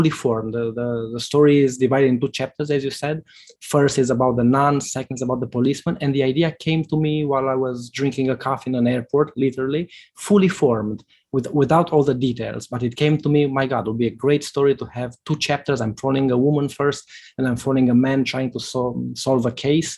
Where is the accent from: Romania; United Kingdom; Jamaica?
Romania; northern Romania; the small town where I grew up in Romania